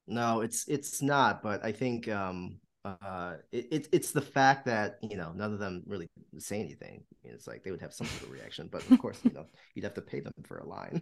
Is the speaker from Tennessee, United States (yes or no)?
no; Walled Lake, Michigan, United States; moved away; I'm from Walled Lake, Michigan